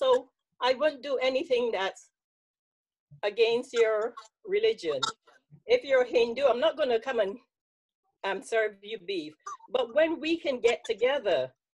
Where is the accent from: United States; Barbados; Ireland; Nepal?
Barbados; now in United Kingdom; I'm from Barbados, and we have 5% white there as well